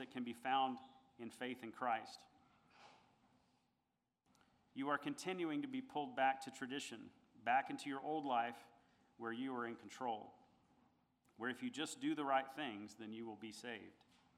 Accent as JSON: {"language": "English", "country": "United States", "said": "being part of the greatest country in the world"}